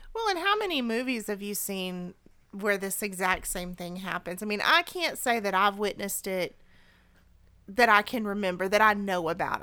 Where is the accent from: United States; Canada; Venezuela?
United States; I was born in the United States of America